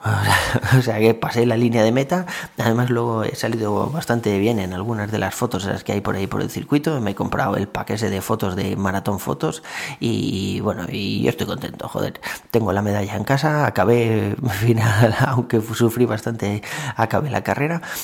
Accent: Valencia, Valencian Community, Spain; moved away as an adult; now in Tres Cantos, Spain; yo soy de Valencia, o sea, he estado viviendo allí toda la vida

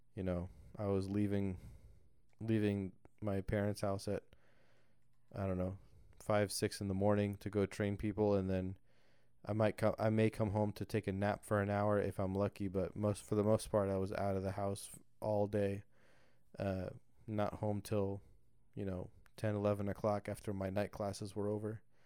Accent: southern Indiana, United States; moved away as an adult; also born or lived in Alabama; I was born and, uh, raised in southern Indiana

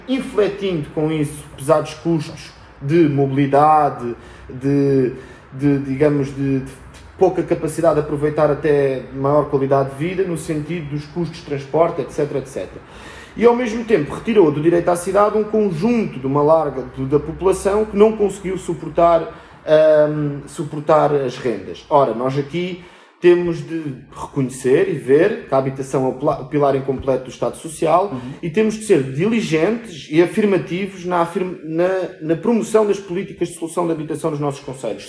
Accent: Albufeira, Algarve, Portugal; now in Lisbon, Portugal; eu venho até da Albufeira, ou seja, venho do. Ou não sou de Lisboa, agora vivo cá

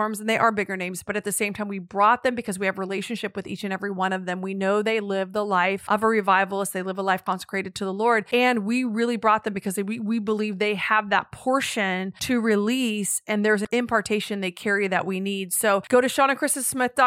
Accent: United States; as an American

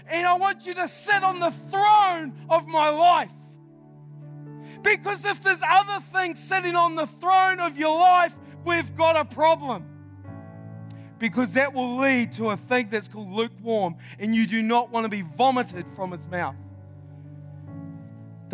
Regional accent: New Zealand; I'm from New Zealand.

